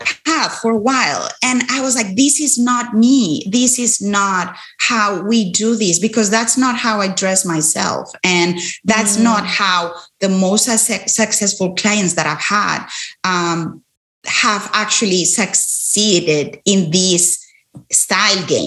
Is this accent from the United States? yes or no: no; Spain; moved away; I'm originally from Spain